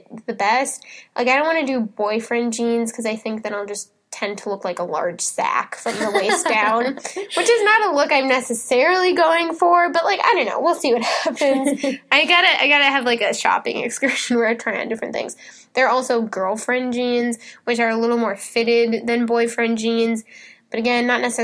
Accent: Minnesota, United States; I'm from Minnesota.

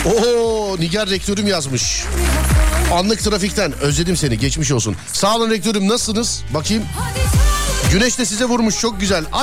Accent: Istanbul, Turkey; İstanbul Şişli.

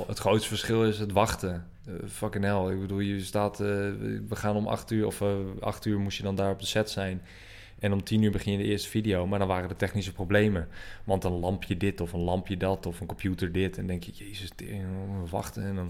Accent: Assen, Drenthe, Netherlands; ik kwam uit Assen, eh, Assen, hoofdstad van Drenthe

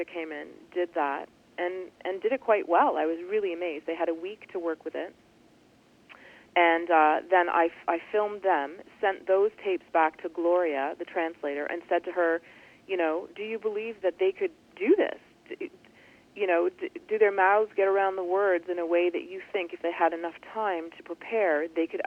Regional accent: Toronto, Ontario, Canada; I'm from Toronto, Canada

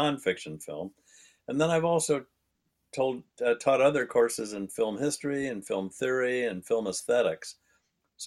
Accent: Indianapolis, Indiana, United States; moved away as an adult; also born or lived in Los Angeles, California; I grew up in Indianapolis, Indiana, which is a large city

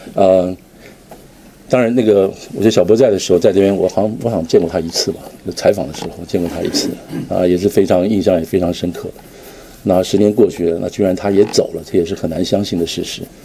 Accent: Taiwan; 我从台湾过来

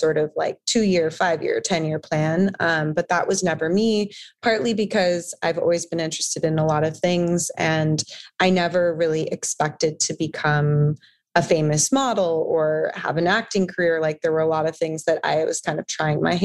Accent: San Diego, California, United States; also born or lived in Los Angeles; I grew up in San Diego on a beach

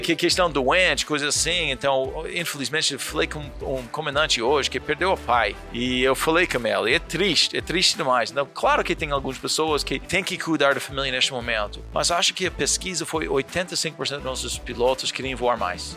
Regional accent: New York, United States; Portuguese is a second language; moved away; Eu sou do Nova York.

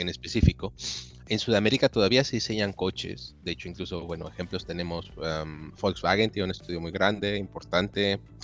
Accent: Mexico; moved away as an adult; also born or lived in Italy; now in Germany; yo soy originario de México

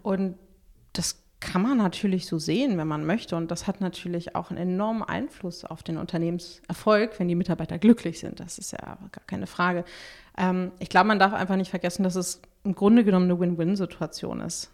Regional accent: Berlin, Germany; bin ich Berlinerin

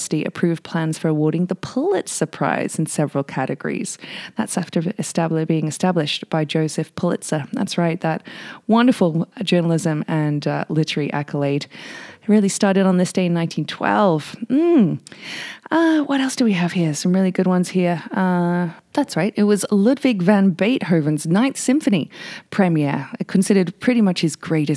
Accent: United Kingdom; now in Whistler, Canada; being British

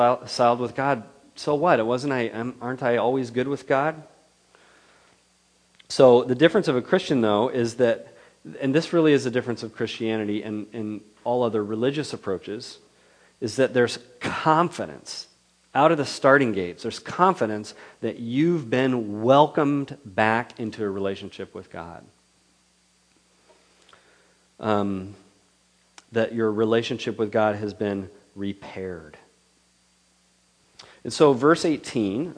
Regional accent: Ripon, California, United States; my hometown of Ripon, which is an hour south down Highway 99

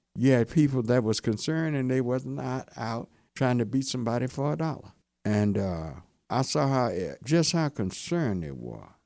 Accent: Hearne, Texas, United States; now in Dallas, United States; I grew up in Hearn, Texas. Been in Dallas about fifty-four years.

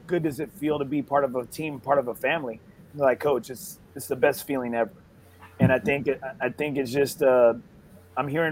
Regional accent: Corpus Christi, Texas, United States; I'm from Corpus Christi, and being from Corpus

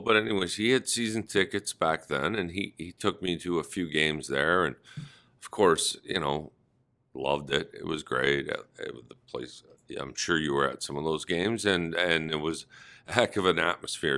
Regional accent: Toronto, Ontario, Canada; it had to be in my hometown

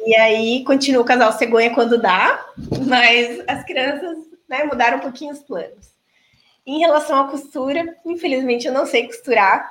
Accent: Toledo, Paraná, Brazil; also born or lived in Maringá, Paraná / Cascavel, Paraná; Eu sou de Toledo. Na verdade, eu nasci em Maringá, vim para cá com três anos. Então, cresci aqui

